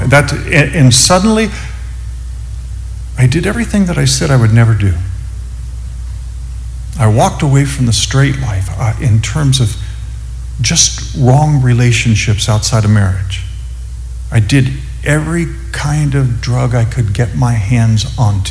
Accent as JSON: {"language": "English", "town": "Upland", "region": "California", "country": "United States", "tie": "born or raised there", "moved": "yes", "lives_now": "Phoenix, United States", "said": "I grew up in Southern California, Upland, California."}